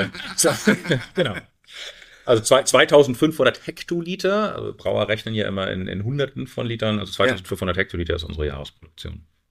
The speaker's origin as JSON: {"language": "German", "region": "Hamburg", "country": "Germany", "tie": "born or raised there", "also_born_or_lived": "Caribbean / South America / United States", "moved": "as an adult", "said": "in meine Heimatstadt zurückzukommen"}